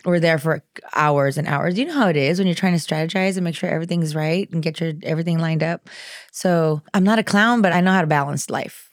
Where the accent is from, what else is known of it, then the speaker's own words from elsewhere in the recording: the Rio Grande Valley, South Texas, United States; I'm from the Valley, from South Texas